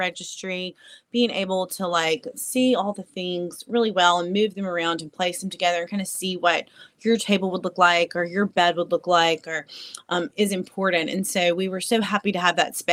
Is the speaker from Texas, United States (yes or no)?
no; North Mississippi, United States; now in Jackson, United States; I'm from North Mississippi.